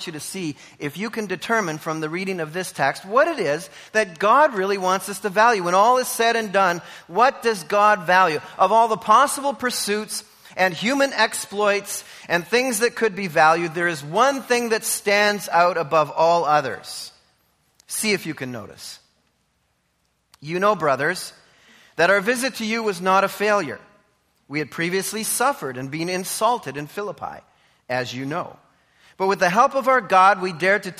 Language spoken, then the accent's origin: English; Canada; I'm a Canadian